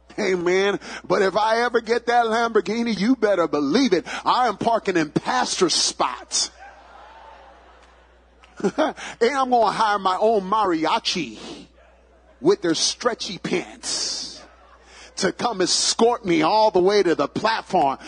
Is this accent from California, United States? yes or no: no; New York City, New York, United States; I grew up in the boogie down Bronx, Bronx, New York